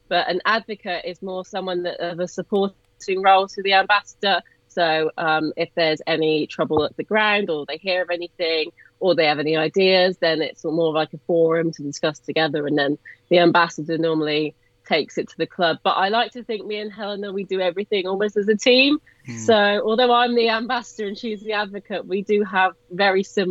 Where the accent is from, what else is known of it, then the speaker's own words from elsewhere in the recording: Cotswolds, South West England, United Kingdom; Obviously I don't come from Birmingham, as everyone can tell by my accent. I come from deep Cotswolds